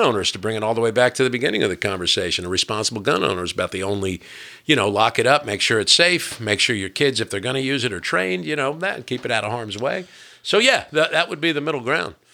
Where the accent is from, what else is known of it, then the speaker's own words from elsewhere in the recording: New Jersey, United States; I'm from New Jersey